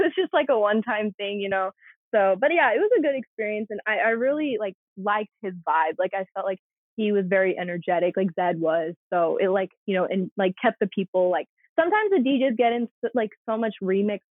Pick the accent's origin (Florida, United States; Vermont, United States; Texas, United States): Texas, United States; as a Texan